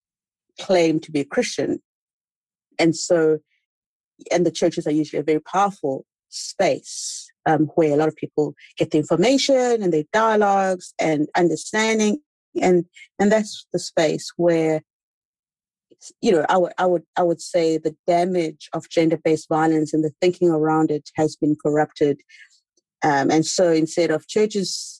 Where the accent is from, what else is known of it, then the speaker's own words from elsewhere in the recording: South Africa; moved away as an adult; also born or lived in Washington, DC, United States; I am in South Africa. I'm South African.